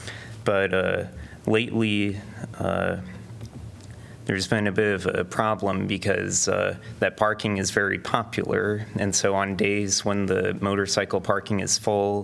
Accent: Alexandria, Virginia, United States; also born or lived in Raleigh, North Carolina; now in Iowa City, United States; I live in the east side of Iowa City, 52245, and I'm originally from Alexandria, Virginia.

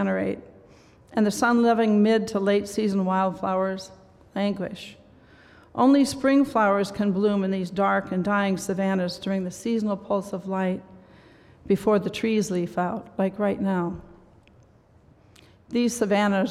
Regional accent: Pocahontas, Iowa, United States; growing up in Northwest Iowa in Pocahontas.

